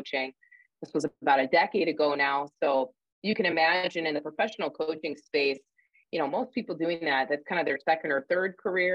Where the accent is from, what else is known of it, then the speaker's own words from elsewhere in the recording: upstate New York, United States; moved away as an adult; now in Indiana, United States; I'm from upstate New York, actually. You'll probably hear my accent kind of poke through, but I moved to Indiana